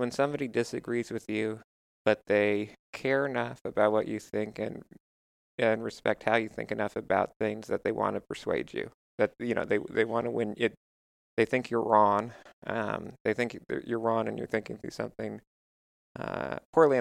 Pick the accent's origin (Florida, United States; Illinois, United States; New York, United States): New York, United States; Westchester; I grew up in Westchester